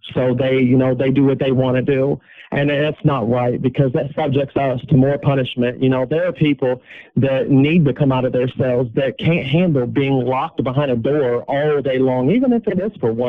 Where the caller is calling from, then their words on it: Carlisle, Indiana, United States; I'm calling from Wabash Valley Correctional Facility in Carlisle, Indiana.